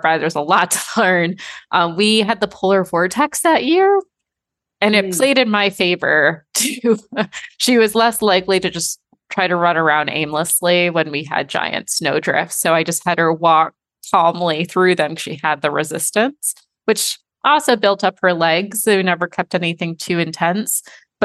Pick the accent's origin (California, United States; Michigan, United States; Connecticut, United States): Michigan, United States; I'm from Michigan